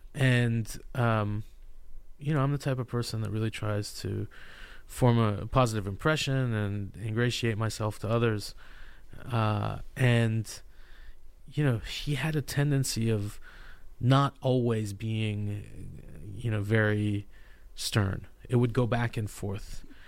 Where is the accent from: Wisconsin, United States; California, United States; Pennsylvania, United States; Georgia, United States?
California, United States; I'm from California